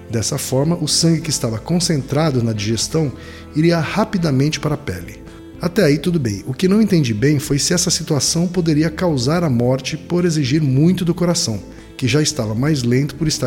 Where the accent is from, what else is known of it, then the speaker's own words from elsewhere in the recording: Florianópolis, Santa Catarina, Brazil; eu sou de Florianópolis.